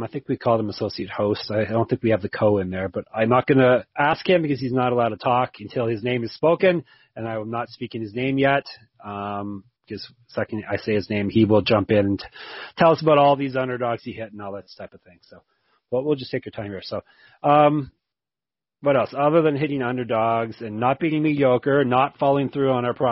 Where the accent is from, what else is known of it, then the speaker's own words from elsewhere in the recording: Canada; I'm Canadian